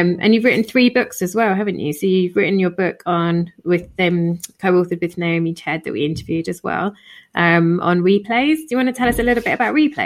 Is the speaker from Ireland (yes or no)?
no; United Kingdom; I'm typical British